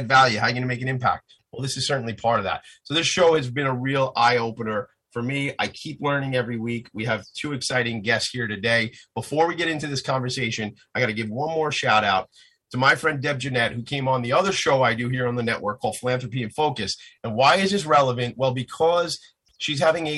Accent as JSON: {"language": "English", "town": "Franklin Square", "region": "New York", "country": "United States", "also_born_or_lived": "Italy (ancestry)", "said": "I'm from Franklin Square"}